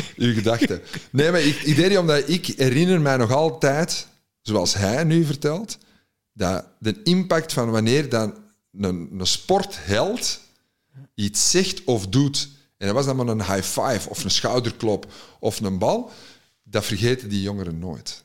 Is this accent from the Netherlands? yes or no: no; Antwerp, Flanders, Belgium; als Antwerpenaar in Gent